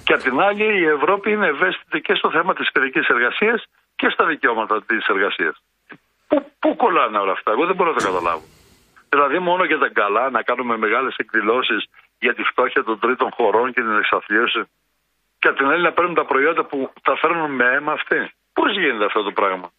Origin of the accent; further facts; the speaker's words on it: a village in Domokos municipality, Central Greece, Greece; στο χωριό το δικό μου